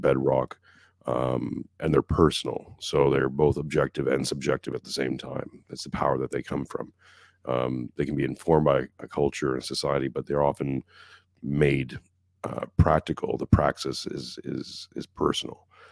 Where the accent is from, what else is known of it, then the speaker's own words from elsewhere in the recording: Montreal, Quebec, Canada; I'm from Montreal